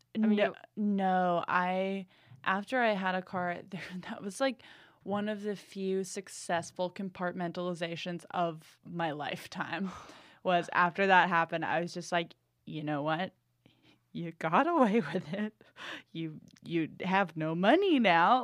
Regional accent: New England, United States; moved away as an adult; now in Los Angeles, United States; I'm from New England

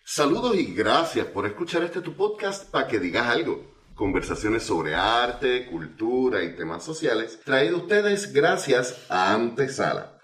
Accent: Puerto Rico; uno como puertorriqueño

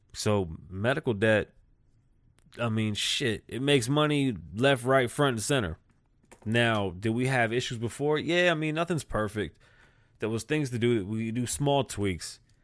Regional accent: United States; I'm American.

